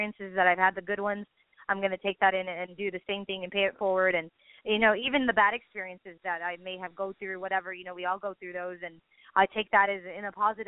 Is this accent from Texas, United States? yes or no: yes; San Benito, Texas, United States; my hometown, San Benito, where I was, you know, originally born and raised